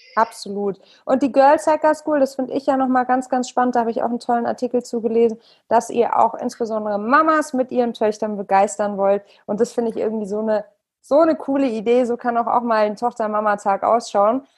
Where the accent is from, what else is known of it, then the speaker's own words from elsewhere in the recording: Hamburg, Germany; moved away; meine alte Heimat zurück nach Hamburg